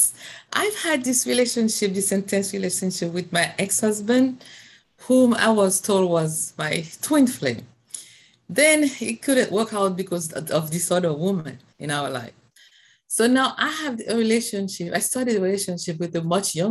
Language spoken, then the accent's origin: English; Haiti; I'm from Haiti